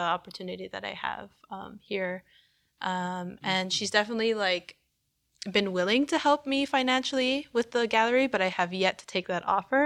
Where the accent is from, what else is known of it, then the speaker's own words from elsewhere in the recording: Canada; I was born here, but, like, she, by coming here, she gave me the opportunity to live life as a Canadian.